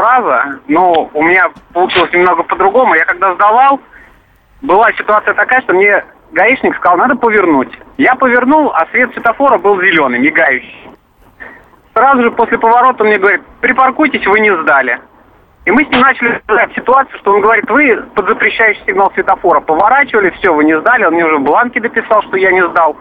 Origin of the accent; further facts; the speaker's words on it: Vladimir, Vladimir Oblast, Russia; я из Владимира